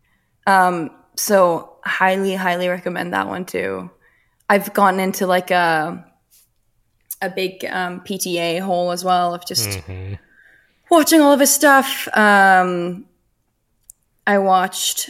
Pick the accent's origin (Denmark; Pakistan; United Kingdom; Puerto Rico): Denmark; now in Los Angeles, United States; I'm Danish